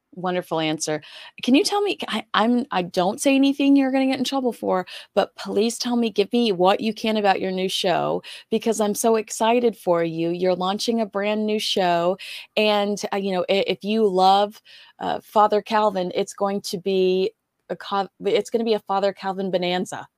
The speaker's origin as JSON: {"language": "English", "country": "United States", "said": "as an American"}